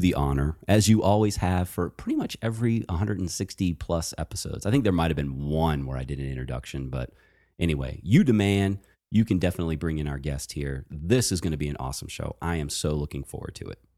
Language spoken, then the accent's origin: English; Virginia, United States; moved away; also born or lived in Baltimore; I actually am a Virginia boy. So I was born and raised in Virginia